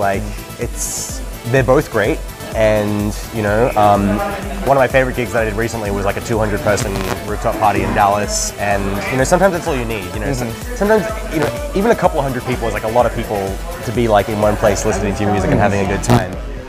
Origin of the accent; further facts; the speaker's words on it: Australia; accent: Australian; also born or lived in Germany / United States; now in London, United Kingdom; And when I go back to Australia, I mean, I still very much sound Australian, but when I go back home now, people can't pick where I'm from anymore.